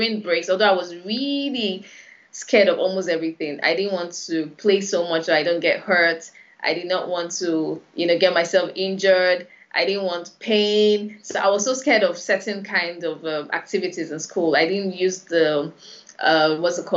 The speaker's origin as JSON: {"language": "English", "region": "Lagos", "country": "Nigeria", "tie": "born or raised there", "said": "I was born in Lagos, born and bred, actually."}